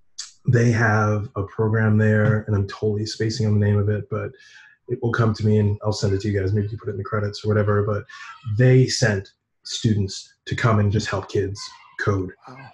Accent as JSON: {"language": "English", "country": "Fiji", "said": "I am from Fiji. Yeah, I am from Fiji."}